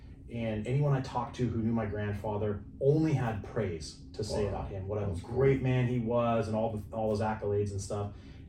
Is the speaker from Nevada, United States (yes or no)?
yes; Reno, Nevada, United States; moved away as an adult; now in San Diego, United States; born and raised there.